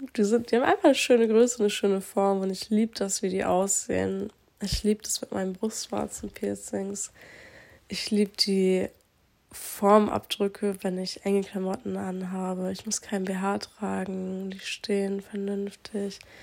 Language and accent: German; Aurich, Lower Saxony, Germany; also born or lived in Croatia (family); hier aus Aurich kenne, wo ich aufgewachsen bin